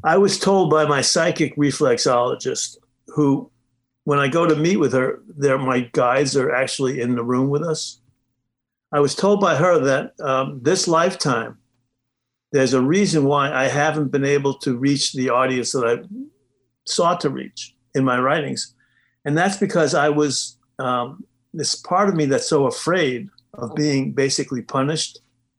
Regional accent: New York City, New York, United States; moved away; also born or lived in Hingham, Massachusetts; I grew up in the Bronx

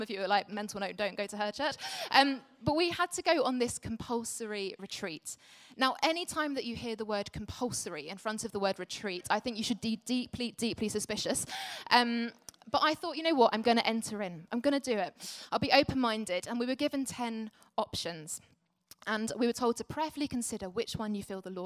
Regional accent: Essex, East of England, United Kingdom; now in London, United Kingdom; I grew up in Essex and now lived in London.

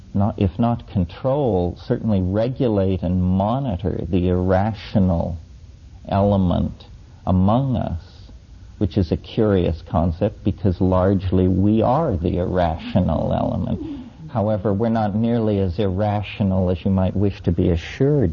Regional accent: near Mesa Verde, Four Corners area of Colorado, United States; as a child, I grew up near Mesa Verde in the Four Corners area of Colorado

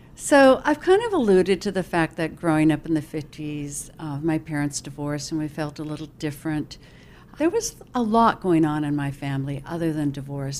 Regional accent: Toledo, Ohio, United States; moved away as an adult; I was born in Toledo

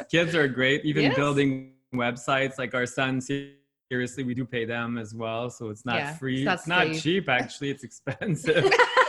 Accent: Canada; first language French; like we're not Quebecois, even though French is my first language. But in Quebec, it's very different.

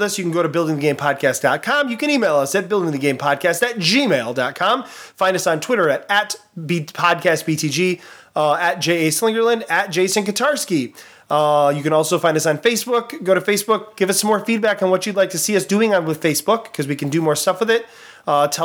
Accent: Michigan, United States; we're from Michigan

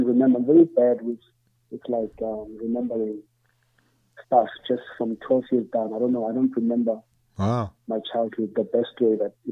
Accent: Emalahleni, Mpumalanga, South Africa; now in Pretoria, South Africa; We're from there and grew up there, and my family's still there

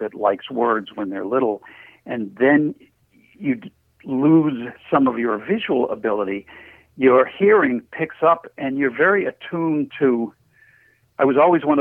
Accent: Portsmouth, New Hampshire, United States; I have a lot to say about my hometown that isn't nice

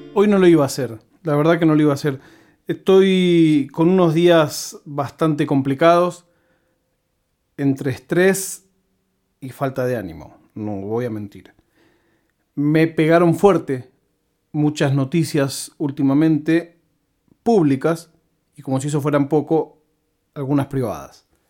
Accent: Buenos Aires, Argentina; latiguillos que usamos los porteños

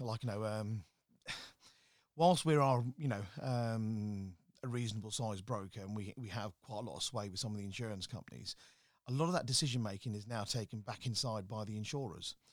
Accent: Slough, South East England, United Kingdom; moved away as an adult; also born or lived in London; now in Birmingham, United Kingdom; Growing up in Slough wasn't, uh, the easiest of things

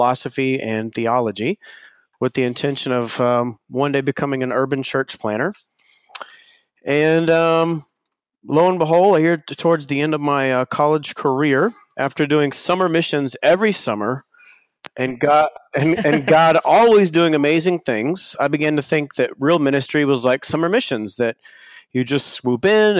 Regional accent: Rockwall, Texas, United States; I grew up in the back streets of Rockwall, Texas.

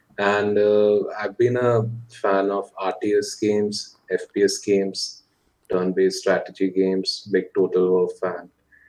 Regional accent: Lucknow, Uttar Pradesh, India; I'm from North India, from a city called Lucknow. And that's where I grew up.

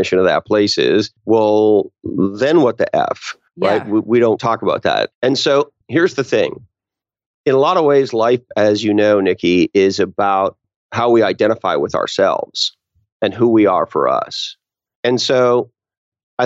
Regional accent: Canada; moved away as an adult; now in Silicon Valley, United States; I grew up in Canada and moved to Silicon Valley

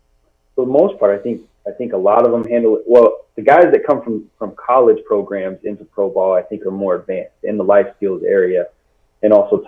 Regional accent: Seattle, Washington, United States; I grew up in the Seattle area

